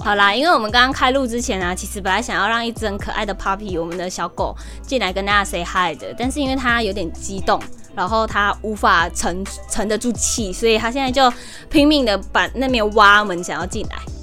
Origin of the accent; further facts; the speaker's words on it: Sabah, Malaysia; also born or lived in Taiwan; 我们是马来西亚的东马人沙巴